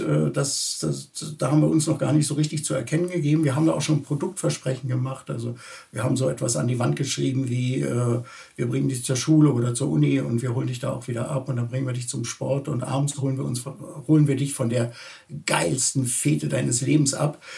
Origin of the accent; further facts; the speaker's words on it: Berlin, Germany; ich bin tatsächlich in Berlin Tempelhof geboren und äh, lebe auch äh, eigentlich mein ganzes Leben in Berlin